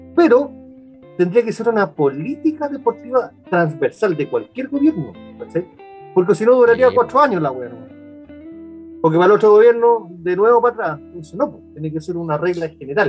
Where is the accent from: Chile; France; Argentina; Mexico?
Chile; Viña del Mar, Valparaíso; nosotros que somos de Viña